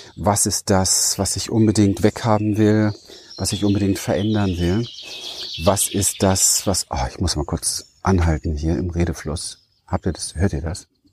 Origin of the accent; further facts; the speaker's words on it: Berlin, Germany; ich bin äh, ein Berliner Wedding-Hinterhofskind